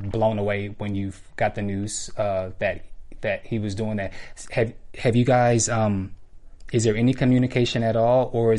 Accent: San Francisco, California, United States; I was born and raised in San Francisco. I'm also a church boy.

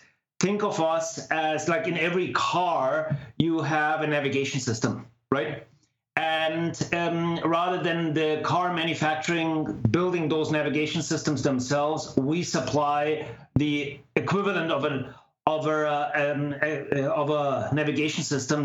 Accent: Germany; moved away as an adult; now in Palo Alto, United States; I originate from back in Germany. I'm half Indian, half German. And spent most of my time back in Germany

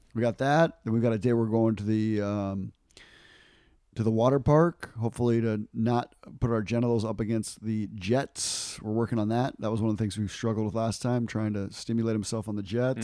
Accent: United States; I'm an American.

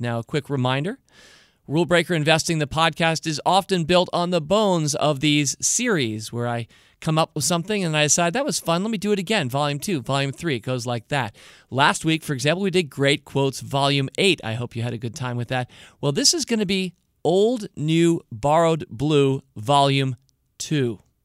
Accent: United States; I'm an American, so I have an American point of view

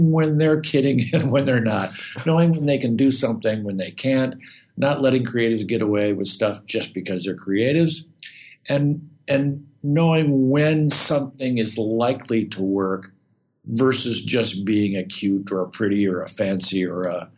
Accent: Midwest, United States; moved away; I grew up in the Midwest. I'm a kind of a small town guy.

